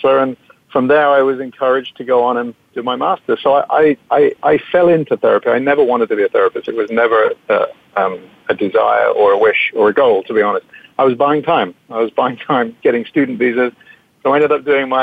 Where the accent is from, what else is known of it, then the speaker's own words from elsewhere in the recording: England, United Kingdom; moved away as an adult; now in United States; I came out from England when I was 18, 1983, a long time ago